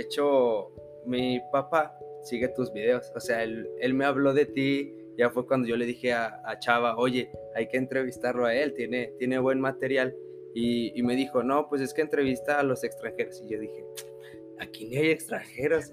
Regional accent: Mexico; nosotros como mexicanos

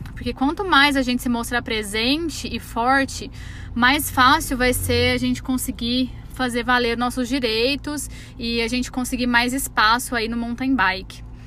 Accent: Araguari, Minas Gerais, Brazil; A gente é de Araguari

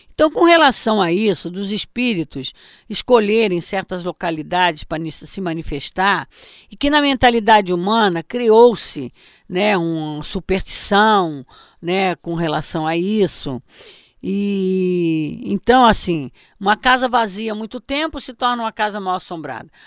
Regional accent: Mato Grosso, Brazil; Eu me lembro quando eu era criança, lá em Mato Grosso, não era em Barbacena, não, lá em Mato Grosso, eh, na casa dos meus pais

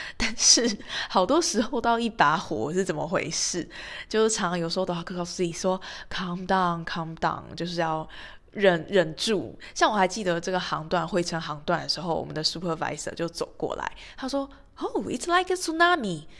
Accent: Taiwan; now in Doha, Qatar; 有我，台湾

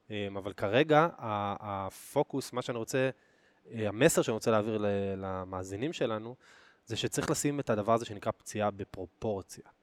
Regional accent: Oranit, Judea and Samaria Area, Israel; אגב, אני גדלתי באורנית

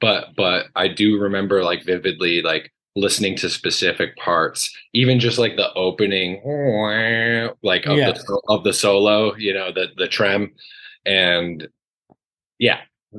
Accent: Vermont, United States; moved away as an adult; also born or lived in Massachusetts; now in Henderson, United States; I was born in Massachusetts, but I grew up in Vermont. So my family moved to Vermont when I was really young, probably before first grade. And then I started my schooling in Vermont and grew up there.

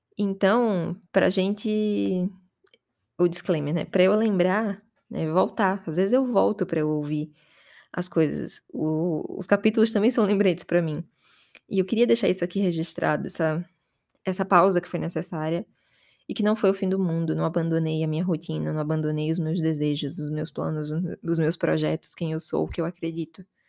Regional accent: Aracaju, Sergipe, Brazil; moved away as an adult; now in São Paulo, Brazil; desde que eu saí de casa, que eu saí de Aracaju e vim pra São Paulo

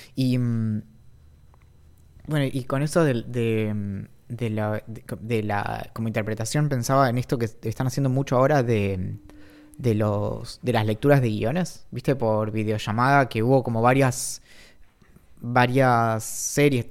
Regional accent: Bariloche, Río Negro, Argentina; creciendo en Bariloche

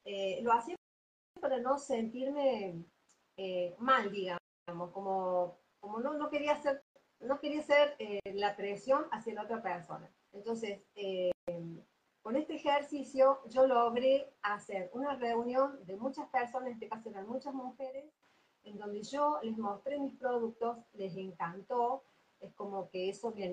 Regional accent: Córdoba, Argentina; En Córdoba. Soy de Córdoba. Así es. Perfecto. Nací acá, yo aquí.

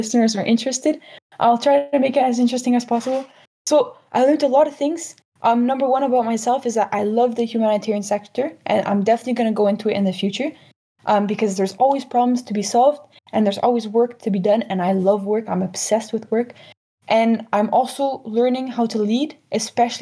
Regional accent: Canada; I come from Canada

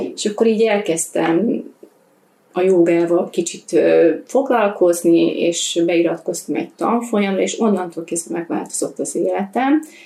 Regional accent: Hungary; én vidéken nőttem fel

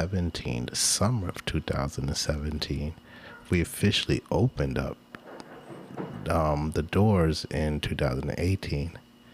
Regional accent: Jamaica; now that she realizes I'm Jamaican

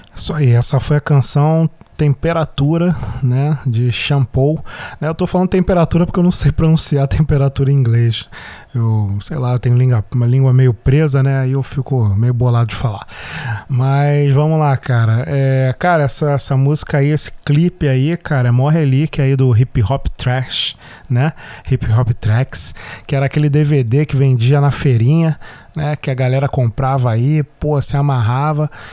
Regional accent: Rio de Janeiro, Brazil; first language Portuguese; A gente aqui no Rio de Janeiro

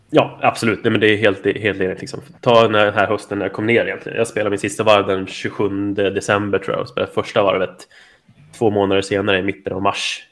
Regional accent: Rättvik, Dalarna County, Sweden; moved away as an adult; also born or lived in Halmstad; now in Staffanstorp, Sweden; är jag uppvuxen i, i Dalarna. Eh, lilla härliga Rättvik

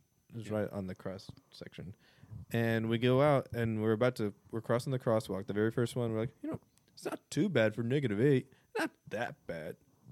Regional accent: Illinois, United States; we're from Illinois.

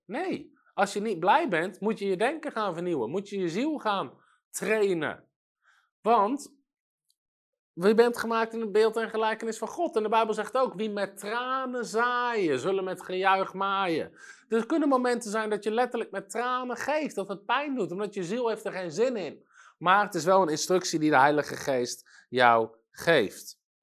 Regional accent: Netherlands

